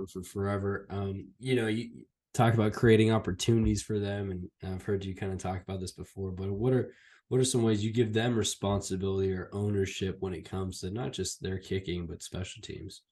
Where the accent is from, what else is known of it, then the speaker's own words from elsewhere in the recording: Fresno, California, United States; I grew up in Fresno, California, a Fresno State fan